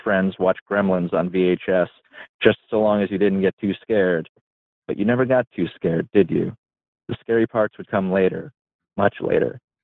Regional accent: upstate New York, United States; i grew up in a trailer park out in the middle of nowhere in upstate new york

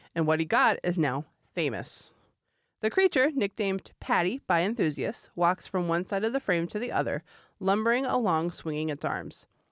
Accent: California, United States; moved away; my home state of California

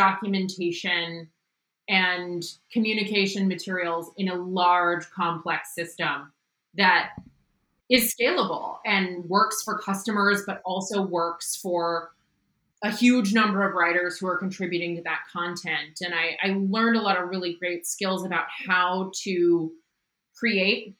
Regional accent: Midwest, United States; moved away as an adult; also born or lived in Pittsburgh, Pennsylvania / San Francisco, California / Oakland, California; now in Seattle, United States; I grew up in the Midwest and then went to school in Pittsburgh, Pennsylvania

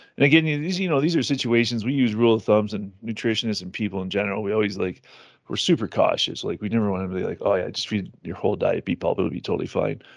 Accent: Ontario, Canada; I'm from Ontario

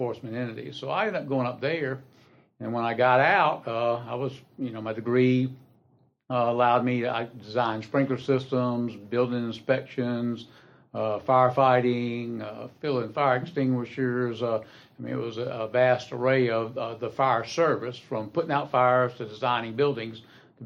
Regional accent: Columbia, South Carolina, United States; moved away as an adult; now in Anderson County, United States; I was born in Columbia and went to high school there

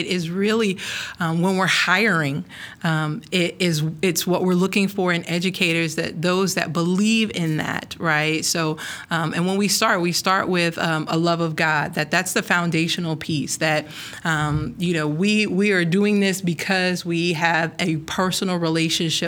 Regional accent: New York City, New York, United States; moved away as an adult; now in Dallas, United States; I grew up in the Bronx, New York.

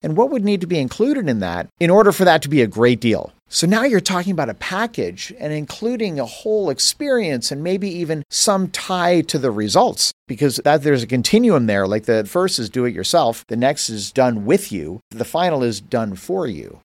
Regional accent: Canada; moved away; I grew up in Canada

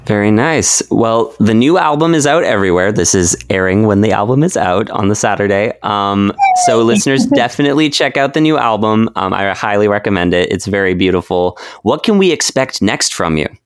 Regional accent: Vancouver, British Columbia, Canada; I'm from Vancouver, Canada

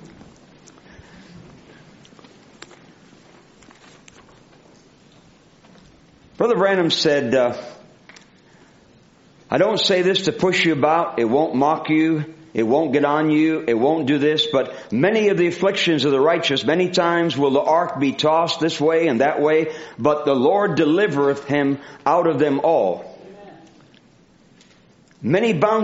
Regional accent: Rhode Island, United States; moved away; also born or lived in the South (US) / the West (US); I used to speak real fast when I was born up in Rhode Island, but I slowed down when I went down south and out west here.

